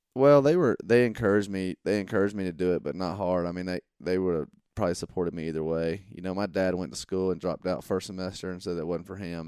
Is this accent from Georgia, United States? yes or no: yes; Monroe, Georgia, United States; I grew up in, uh, small town Georgia